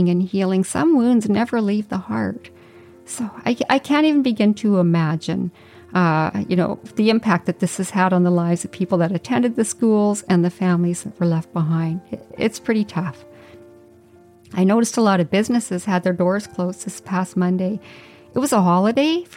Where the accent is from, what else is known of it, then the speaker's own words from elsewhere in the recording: Whitehorse, Yukon, Canada; moved away; I grew up in the Yukon in a neighborhood with kids from all backgrounds